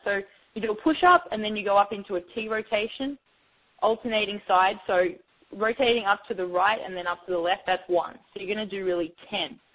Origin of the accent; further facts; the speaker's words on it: Australia; now in New York, United States; originally I'm from Australia